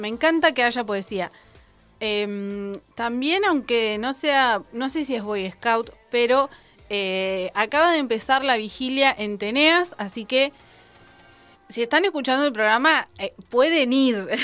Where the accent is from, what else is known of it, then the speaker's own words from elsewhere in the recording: Cinco Saltos, Río Negro, Argentina; la ciudad de Cinco Saltos, mi pueblo